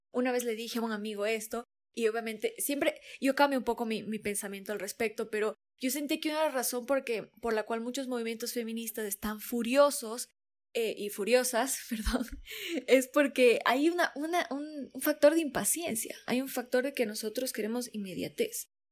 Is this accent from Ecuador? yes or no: yes; Ecuadorian coast, Ecuador; yo soy costeña